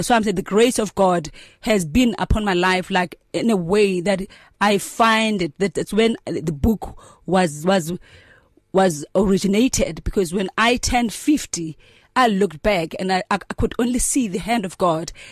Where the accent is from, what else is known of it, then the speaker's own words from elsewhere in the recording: Mthatha, Eastern Cape, South Africa; but I grew up in Amtata and I schooled in Amtata because that's where my mother was as a domestic worker